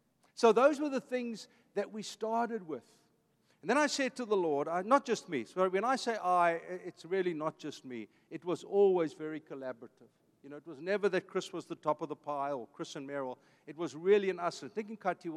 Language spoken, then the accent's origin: English; Vanderbijlpark, Gauteng, South Africa; now in Costa Mesa, United States; I'm an Afrikaans kid. I grew up in a blue-collar family. My dad was a construction man. I was born in Vanderbijl Park